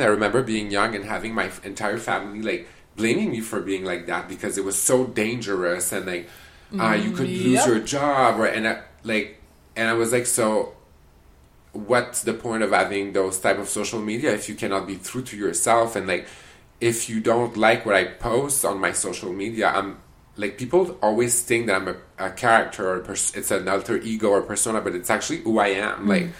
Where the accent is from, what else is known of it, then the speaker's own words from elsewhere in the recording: Canada; But I didn't tell him that I was a Canadian.